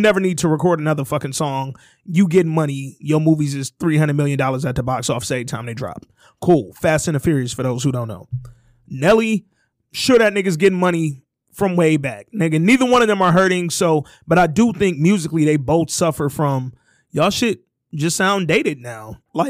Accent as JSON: {"language": "English", "town": "Hooper City", "region": "Alabama", "country": "United States", "said": "I'm from Hooper City, Alabama, so why you bamming?"}